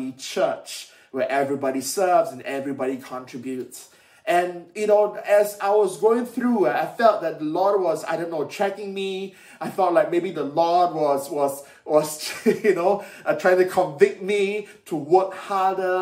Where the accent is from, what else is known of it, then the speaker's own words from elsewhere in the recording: Malaysia; moved away as an adult; now in United Kingdom; when I was young, growing up in Malaysia